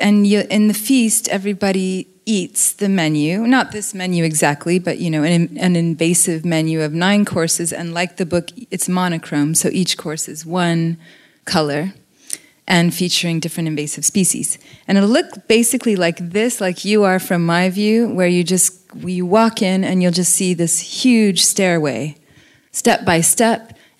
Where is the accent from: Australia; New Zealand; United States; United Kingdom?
New Zealand; It's an invasive seed. I grew up with this in New Zealand.